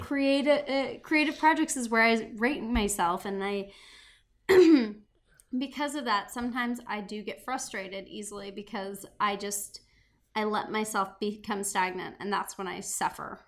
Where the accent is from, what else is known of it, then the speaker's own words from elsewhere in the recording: Montana, United States; growing up in Montana